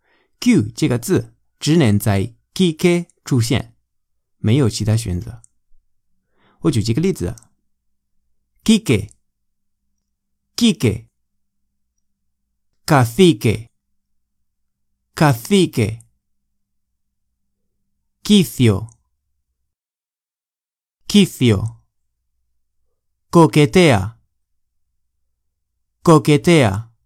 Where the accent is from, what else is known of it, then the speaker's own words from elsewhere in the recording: Spain; Chinese is a second language; 我是没有地方口音的西班牙人，我爸妈都是老师。所以在家里，我们讲的西班牙语非常标准